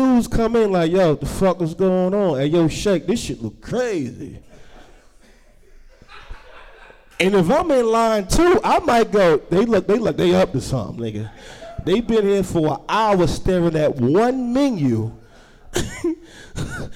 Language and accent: English; Newark, New Jersey, United States; I'm from Newark, New Jersey